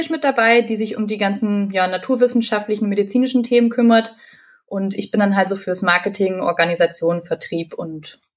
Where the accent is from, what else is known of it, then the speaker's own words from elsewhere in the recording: Fulda, Hesse, Germany; ich bin 24 Jahre alt, ich komme aus Fulda